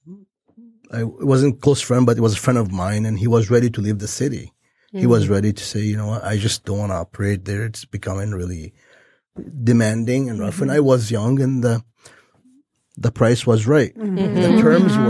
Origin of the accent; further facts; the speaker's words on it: Lebanon; now in United States; I'm Lebanese from Lebanon, which is a war-torn country